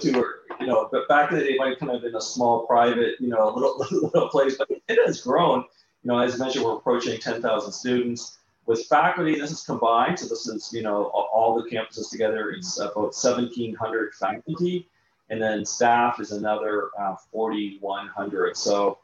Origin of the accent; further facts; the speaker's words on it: Canada; accent: Canadian; now in Augusta, United States; I'm originally from Canada, so your listeners would be able to tell from my accent.